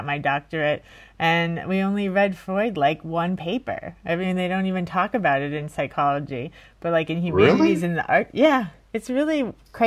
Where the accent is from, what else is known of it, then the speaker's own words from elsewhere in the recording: Miami, Florida, United States; moved away as an adult; also born or lived in Fort Lauderdale / New York; I'm also from Miami, so my school was in Fort Lauderdale.